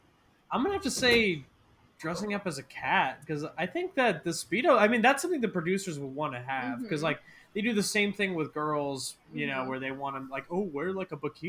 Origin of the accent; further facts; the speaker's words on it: Ohio, United States; I'm from Ohio.